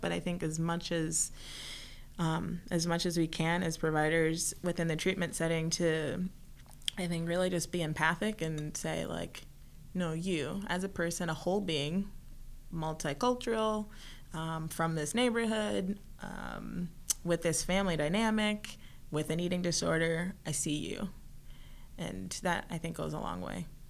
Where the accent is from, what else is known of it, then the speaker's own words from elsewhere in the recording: Minnesota, United States; also born or lived in Mexico; I'm from Minnesota